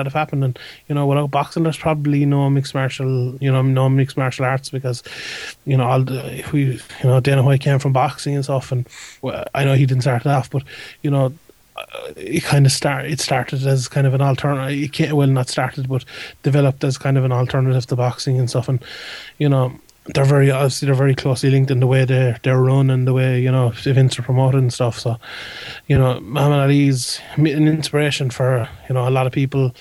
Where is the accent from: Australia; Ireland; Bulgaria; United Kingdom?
Ireland; we're an Irish side